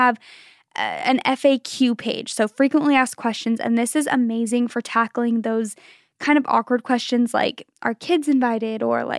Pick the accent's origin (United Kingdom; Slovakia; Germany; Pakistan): Germany; English is a second language; I'm from Germany, and here it is very normal to set up the tree on Christmas Eve or just a couple of days before.